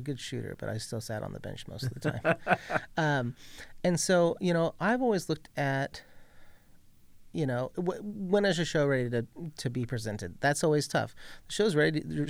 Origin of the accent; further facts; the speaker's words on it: Ventura, California, United States; I grew up in Ventura, California